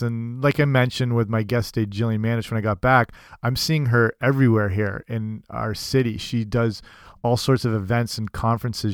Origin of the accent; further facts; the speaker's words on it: London, Ontario, Canada; I'm from London, Ontario, Canada